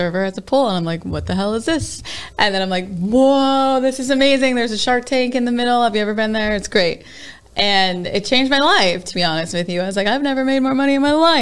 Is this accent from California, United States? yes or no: no; Greeley, Colorado, United States; also born or lived in El Paso, Texas; now in Las Vegas, United States; he brought us to Colorado, Greeley, Colorado